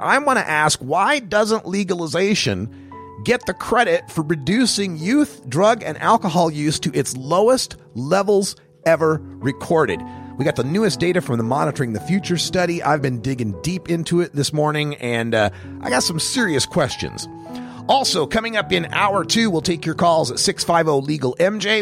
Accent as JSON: {"language": "English", "region": "Oregon", "country": "United States", "said": "my home state of Oregon"}